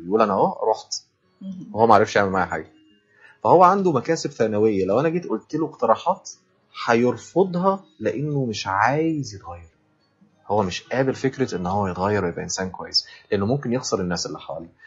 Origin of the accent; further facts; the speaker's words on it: Egypt; عندنا في مصر